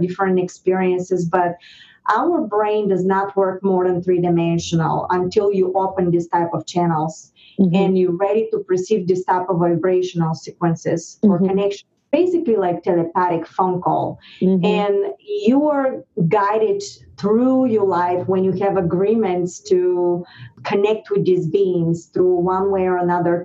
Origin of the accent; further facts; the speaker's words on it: Varna, Varna Province, Bulgaria; English is a second language; moved away as an adult; now in United States; Bulgaria, I was born in the Black Sea, Varna. It's a beautiful town